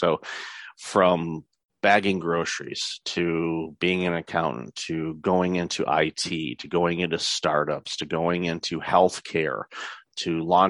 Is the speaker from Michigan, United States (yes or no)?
yes; Detroit, Michigan, United States; moved away as an adult; now in Canada; I'm originally from the Metro Detroit area and lived there for the first quarter century of my life